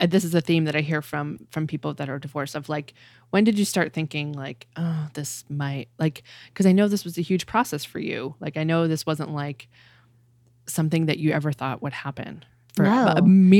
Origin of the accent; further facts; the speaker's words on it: Massachusetts, United States; I came from Massachusetts.